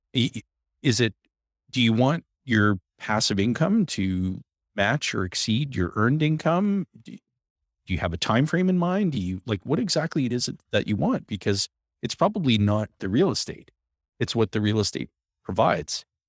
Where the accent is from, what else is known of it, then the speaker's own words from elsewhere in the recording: Timmins, Ontario, Canada; I was born and raised in Timmins.